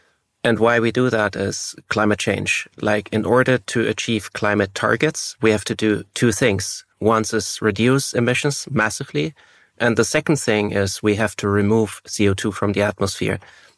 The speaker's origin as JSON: {"language": "English", "country": "Germany", "tie": "born or raised there", "second_language": "English", "said": "And both being born and raised in Germany and studying in Switzerland, the Swiss have a secret language."}